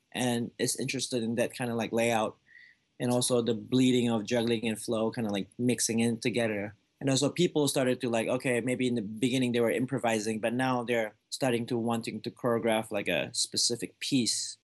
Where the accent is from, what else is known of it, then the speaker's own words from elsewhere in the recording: Malaysia; moved away as an adult; now in United States; I was born in Malaysia before I came here, up until I was twenty-one years old.